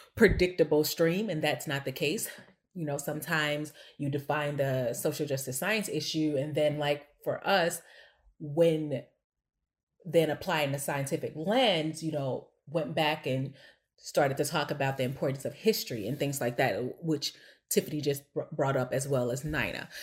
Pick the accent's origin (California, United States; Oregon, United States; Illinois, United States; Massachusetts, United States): Illinois, United States; East St. Louis; now in Chicago, United States; I was born and raised in East St. Louis, Illinois, like I said, East Boogie